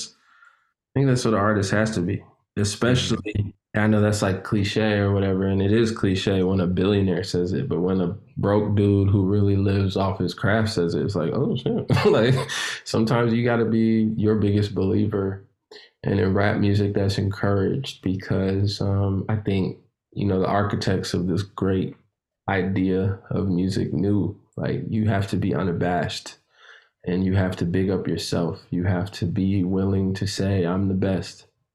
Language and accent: English; Chicago, Illinois, United States; You know, I grew up all over America, but I'm originally from Chicago, and my uncle would take me to different rap events.